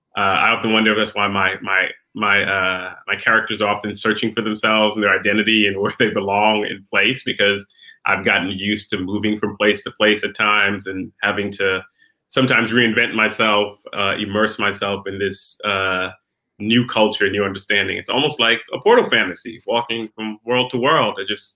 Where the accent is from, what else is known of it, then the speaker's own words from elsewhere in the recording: Queens, New York, United States; born there; also born or lived in Brooklyn; So I was born in Queens, New York. My parents were immigrants from the Caribbean, from the island of Trinidad and Tobago, Republic of Trinidad and Tobago.